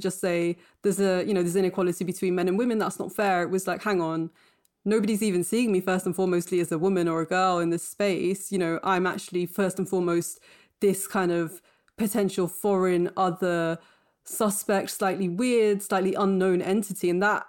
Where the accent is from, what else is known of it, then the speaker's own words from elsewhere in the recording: Bradford, Yorkshire and the Humber, United Kingdom; also born or lived in Cambridge; I was born in Bradford to parents who were themselves born in Pakistan. So they came to this country aged, you know, sort of 6 months and 1 year.